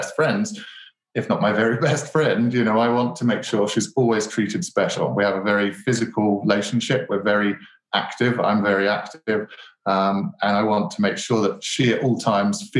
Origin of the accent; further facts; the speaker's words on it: Colchester, East of England, United Kingdom; accent: British; you might notice my British accent, and I was lucky enough to grow up in Colchester, which is England's very oldest town